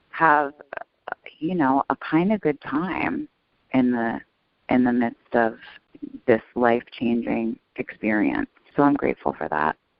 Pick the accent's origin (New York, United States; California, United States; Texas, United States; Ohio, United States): New York, United States; New York City; I grew up in New York City